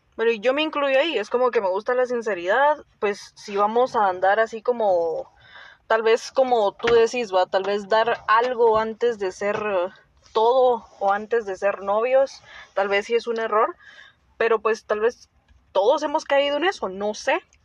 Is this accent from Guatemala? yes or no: yes; Guatemala; somos de Guatemala